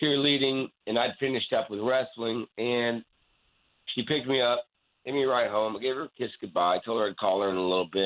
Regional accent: Poplar Bluff, Missouri, United States; also born or lived in Lawton, Oklahoma; we moved from Lawton, Oklahoma to Poplar Bluff, Missouri.

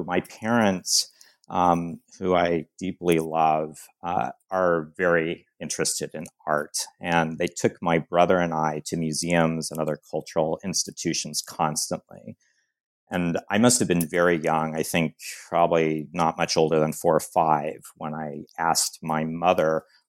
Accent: San Diego, California, United States; I grew up in San Diego, California

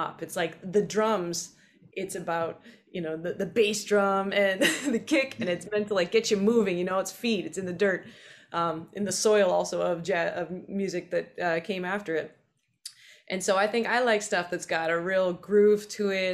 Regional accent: British Columbia, Canada; moved away as an adult; now in New York City, United States; I'm from British Columbia, Canada. I'm in New York City today, and I've been here for 11 years

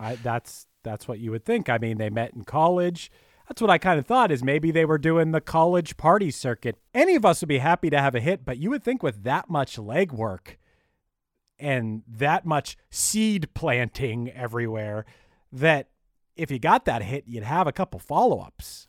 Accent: United States; I'm American. I can refer to myself as American basketball player

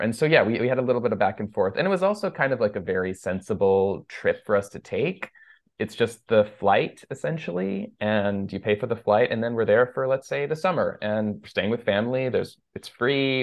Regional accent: Los Gatos, California, United States; first language Persian; English is a second language; also born or lived in Iran; I was born in Los Gatos, California. Sort of, I guess, Los Gatos slash San Jose

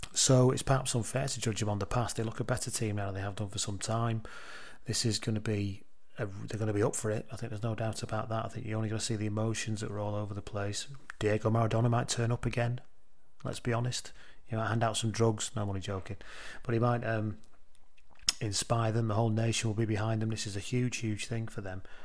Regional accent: England, United Kingdom; I'm an English person

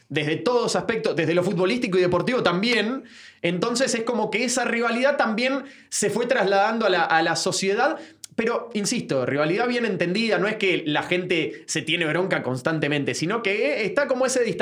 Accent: Buenos Aires, Argentina; moved away as an adult; now in Guatemala City, Guatemala; Yo soy de Floresta, exactamente.

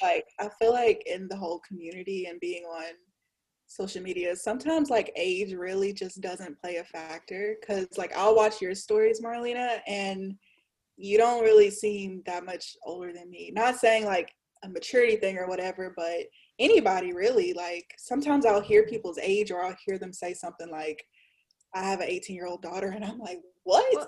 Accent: Louisiana, United States; I'm from Louisiana, a small town in Louisiana

